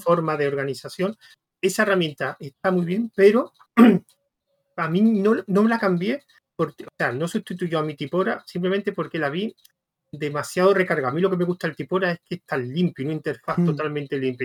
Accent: Spain; en España somos muy de PHP

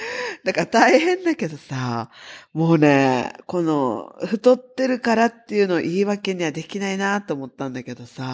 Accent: Okinawa, Japan; 沖縄出身

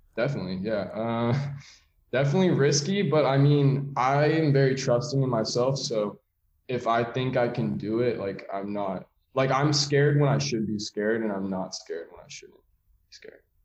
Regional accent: San Francisco, California, United States; So I'm from San Francisco in the city. I have two younger brothers, but I'm older by eight years and 10 years. So I kind of was that only child growing up for a while

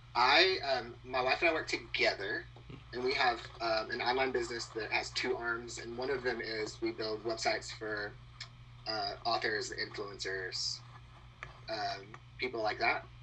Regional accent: Texas, United States; moved away as an adult; now in Austin, United States; I grew up in like the swamp of Texas. Okay. So if you like look at the Texas Louisiana border and go as south as possible, that's where I'm from.

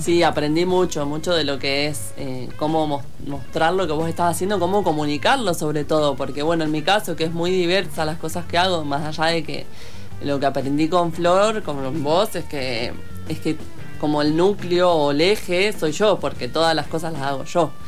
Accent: Argentina; also born or lived in El Hoyo; los tengo en mi casa en Argentina

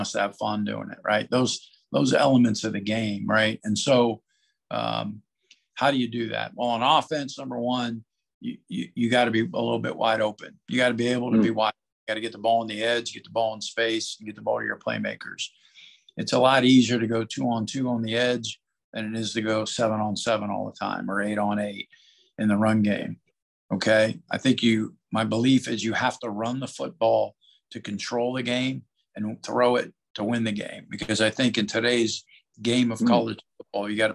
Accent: Youngstown, Ohio, United States; moved away; I started out as a defensive coach growing up in Youngstown, Ohio. So went to Cardinal Mooney High School

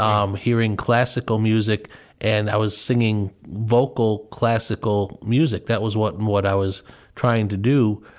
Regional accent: Chicago suburbs, Illinois, United States; I grew up in the Chicago suburbs

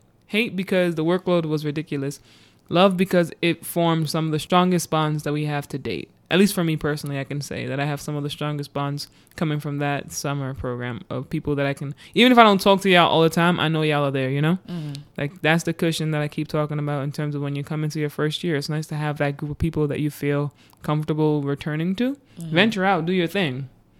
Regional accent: Bronx, New York, United States; you can't just say I'm from the Bronx. I'm from the South Bronx.

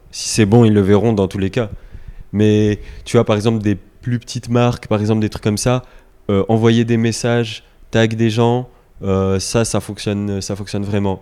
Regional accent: France; on est français

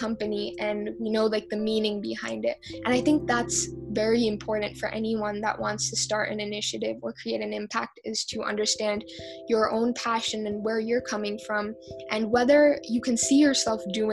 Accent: United States; also born or lived in India; I was born and raised here, and for all throughout elementary school

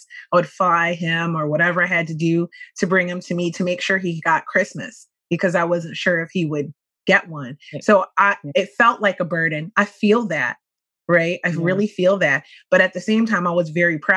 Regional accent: Philadelphia, Pennsylvania, United States; I grew up in West Philadelphia

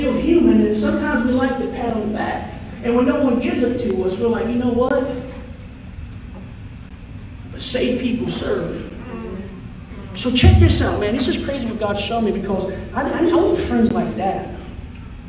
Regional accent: United States; moved away as an adult; now in New York, United States; I'm born and raised in Sumter County, so it's been a long time

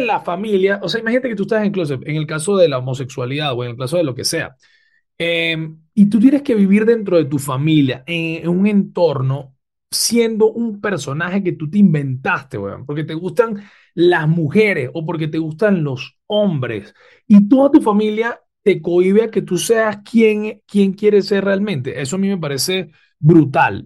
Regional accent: Venezuela; nosotros como venezolanos

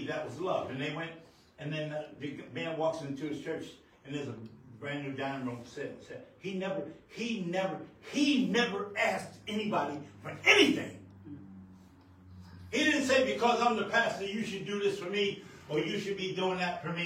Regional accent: New York, United States; moved away; also born or lived in New Mexico; I'm born and raised in New York, but we came from a place out of New Mexico

